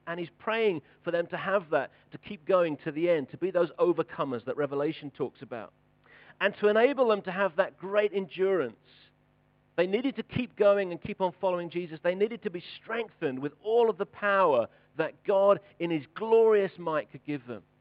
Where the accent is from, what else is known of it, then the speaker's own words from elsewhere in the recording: United Kingdom; we're British